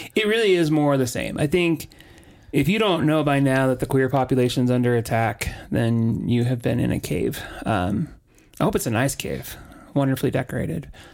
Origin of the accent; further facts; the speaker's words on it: Orange County, Southern California, United States; So, I was raised in Southern California, in Orange County